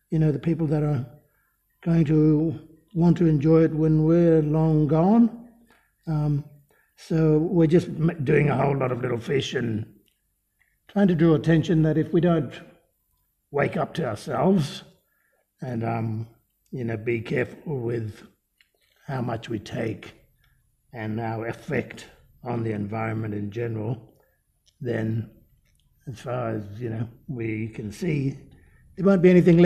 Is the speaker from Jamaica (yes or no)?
no; Dampier Peninsula, Kimberley, Western Australia, Australia; I'm from the Dampier Peninsula in the Kimberley, north of Broome. I'm a bard man and we're saltwater people